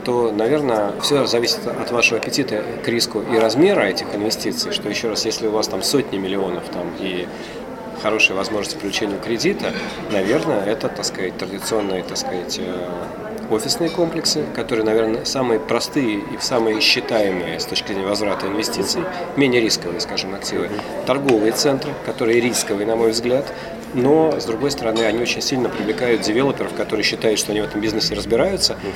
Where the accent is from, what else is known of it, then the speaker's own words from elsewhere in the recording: Russia; Когда они знали, что мы из России